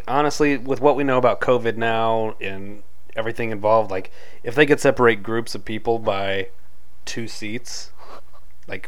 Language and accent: English; Anaheim, California, United States; also born or lived in San Diego; I was born in Anaheim. Lived the first 10 years of my life in Anaheim. Moved to San Diego